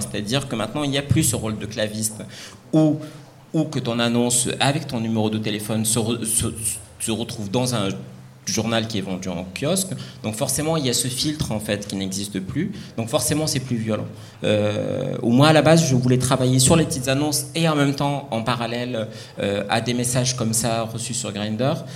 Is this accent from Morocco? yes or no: yes; Morocco; moved away; je viens du Maroc, j'ai grandi au Maroc